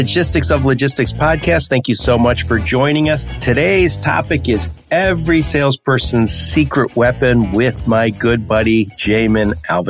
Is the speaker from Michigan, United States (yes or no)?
yes; Detroit, Michigan, United States; I'm from the Detroit area.